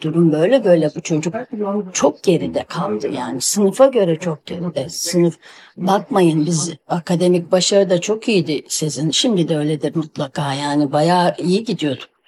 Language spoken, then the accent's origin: Turkish; Bursa, Turkey; ben Bursalıyım